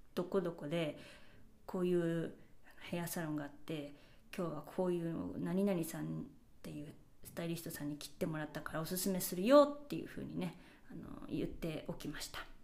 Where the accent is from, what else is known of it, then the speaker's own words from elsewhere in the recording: Japan; first language Japanese; moved away; 日本語で自分の母語